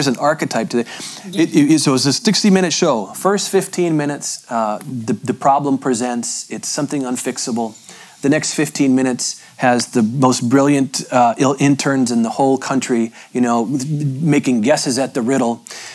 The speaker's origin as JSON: {"language": "English", "region": "Appalachia", "country": "United States", "tie": "born or raised there", "said": "I'm from Appalachia."}